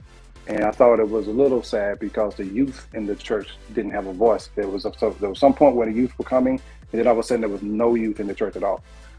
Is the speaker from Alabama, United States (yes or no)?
yes; Anniston, Alabama, United States; You know, when I talked about growing up in Anniston years ago, you was either going to be a rapper or singing in church.